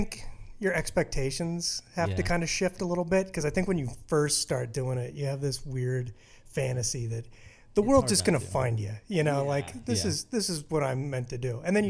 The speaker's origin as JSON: {"language": "English", "town": "The Woodlands", "region": "Texas", "country": "United States", "tie": "born or raised there", "also_born_or_lived": "Aurora, Colorado / Kansas City", "moved": "as an adult", "lives_now": "Colorado, United States", "said": "they moved me down to the Woodlands, Texas on my 4th birthday."}